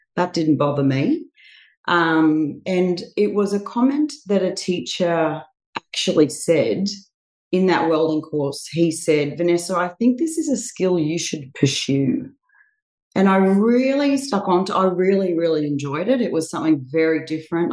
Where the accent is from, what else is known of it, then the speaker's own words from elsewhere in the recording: Bundaberg, Queensland, Australia; now in Sunshine Coast, Australia; I'm from Bundaberg originally, but I have been here on the Sunshine Coast just on 20 years this coming January